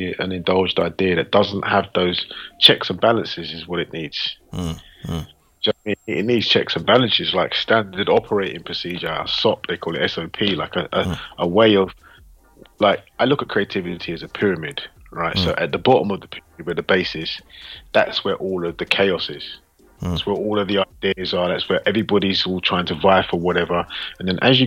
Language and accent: English; London, United Kingdom; I'm from London